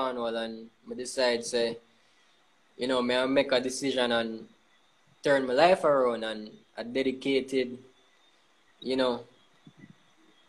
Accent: Montego Bay, Saint James, Jamaica; moved away; Mobe is a small place, right? And as a creative, you know, you're growing up in Mobe

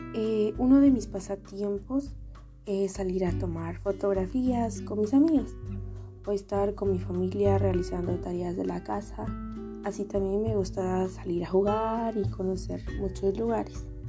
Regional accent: San Juan Cotzal, Quiché, Guatemala; first language Ixil; Spanish is a second language; moved away as an adult; now in Quetzaltenango, Guatemala; soy originaria de San Juan Cotzal el Quiché

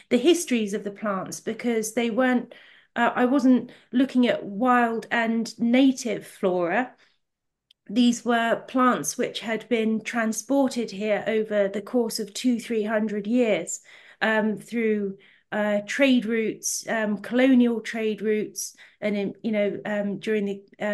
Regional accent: Ventnor, South East England, United Kingdom; I was quite fortunate to have grown up in two quite remote but beautiful parts of the country. So I'm from the Isle of Wight, from a town called Ventnor

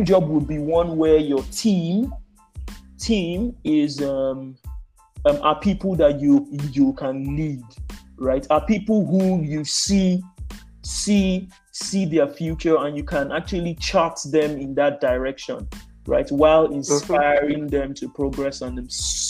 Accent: Nigeria; as a Nigerian

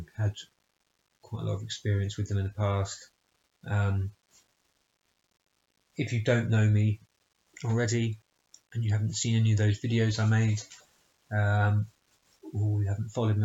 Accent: Bristol, South West England, United Kingdom; in my hometown of Bristol

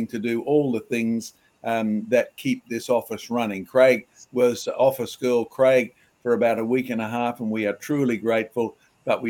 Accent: Australia; I grew up in Australia, I didn't go to church

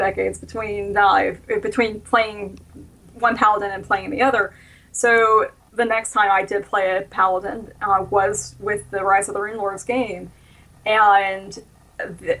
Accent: the South, United States; I grew up in the South

